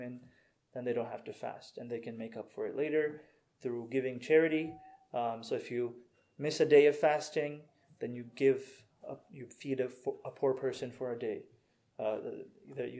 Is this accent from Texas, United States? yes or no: yes; Houston, Texas, United States; now in Redmond, United States; My parents are from Pakistan originally. I was born in Houston.